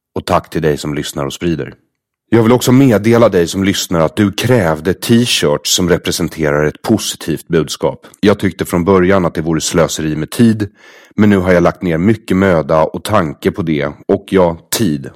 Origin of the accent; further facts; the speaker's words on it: Sweden; jag har vuxit upp som jude i Sverige